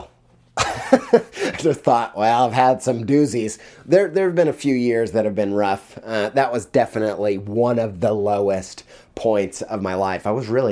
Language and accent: English; Indiana, United States; also born or lived in Jamestown, New York; When I was in sixth grade, we moved to Western New York from Indiana